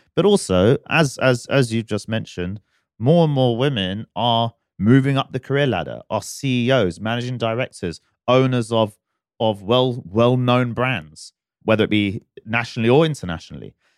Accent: United Kingdom; now in Dubai, United Arab Emirates; I'm a, I'm a British boy at heart

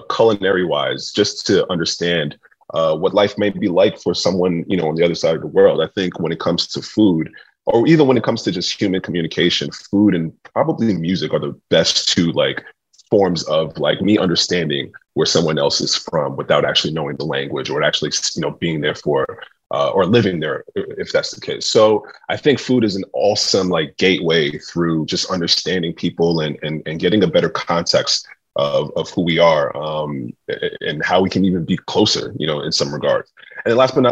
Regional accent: New York City, New York, United States; being a chef that was growing up in New York City in a very eclectic

